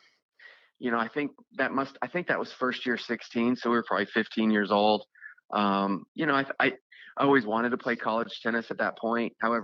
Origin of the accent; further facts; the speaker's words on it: Amarillo, Texas, United States; Yeah, I grew up in West Texas, in Amarillo. It's pretty far from most of the big cities in Texas.